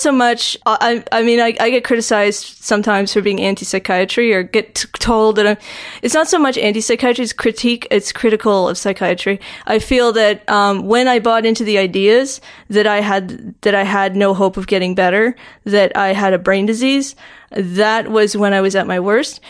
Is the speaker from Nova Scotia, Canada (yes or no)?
yes; Halifax, Nova Scotia, Canada; born or raised there; moved away; also born or lived in Stratford, Ontario